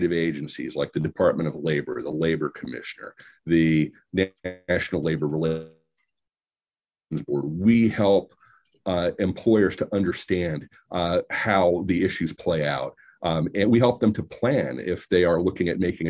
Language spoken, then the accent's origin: English; Illinois, United States; I grew up in Illinois